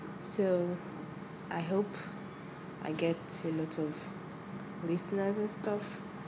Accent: Nigeria; also born or lived in Lagos; I'm a law student from the University of Lagos. That's right, I'm Nigerian, I live in Lagos

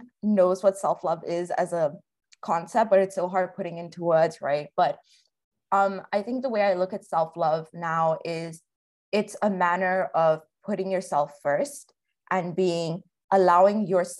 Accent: Kerala, India; also born or lived in Africa; I'm South Asian from Kerala, but I grew up in Africa and I relate a lot to being a third culture kid.

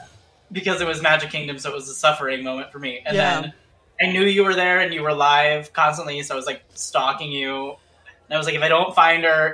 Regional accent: Fairfax Station, Virginia, United States; moved away as an adult; also born or lived in Arlington, Virginia; now in Orlando, United States; I'm originally from Fairfax Station, Virginia, and which is so close to Arlington

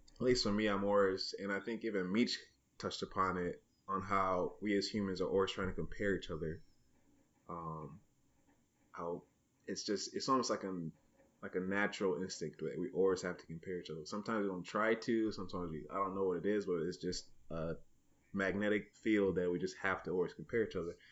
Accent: Niles, United States; moved away as an adult; my hometown of Niles

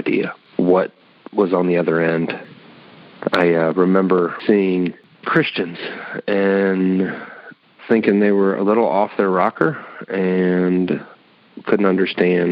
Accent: Fort Wayne, Indiana, United States; now in Indianapolis, United States; I'm originally from Fort Wayne, Indiana. Moved to 317 to Indianapolis, Indiana about 20 years ago

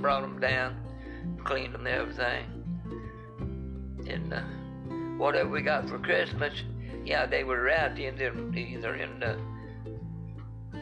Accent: Wartburg, Tennessee, United States; moved away; also born or lived in Evansville, Indiana / Rockford, Illinois; This is where I was raised and born. Raised there. Born there.

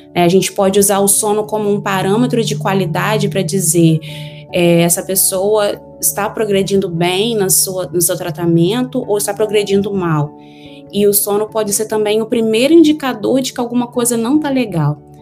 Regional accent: Miracema, Rio de Janeiro, Brazil; moved away as an adult; now in United States; Eu sou do interior do estado do Rio de Janeiro, é uma cidade bem pequena, de 20 mil habitantes

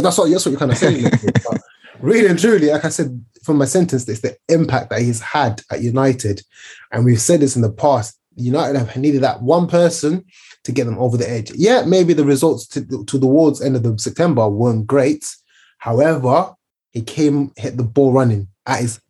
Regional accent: Zimbabwe; moved away; I remember growing up in Zimbabwe

